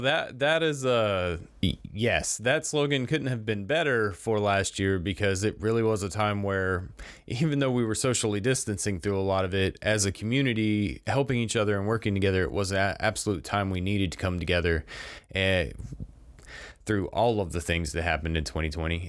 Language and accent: English; Crestview, Florida, United States; growing up in Crestview